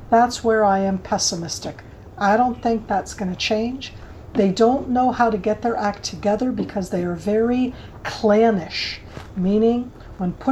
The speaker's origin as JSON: {"language": "English", "country": "United States", "tie": "born or raised there", "accent": "American", "moved": "yes", "lives_now": "Israel", "said": "I was born in the States, so that my very American accent is because I was born there, but I think of myself as an Israeli who speaks really American English."}